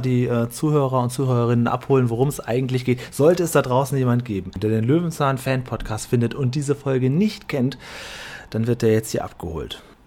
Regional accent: Northern Germany, Germany; moved away; für uns norddeutsche Landeier, ich bin ja in Norddeutschland geboren

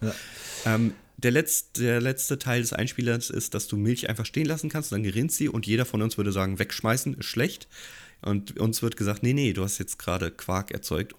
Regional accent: Gießen, Hesse, Germany; ich komme ja aus Gießen

